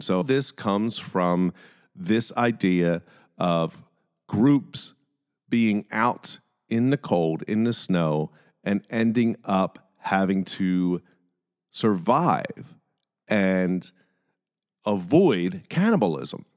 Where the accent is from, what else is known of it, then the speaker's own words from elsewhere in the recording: Philadelphia, Pennsylvania, United States; I'm from Philly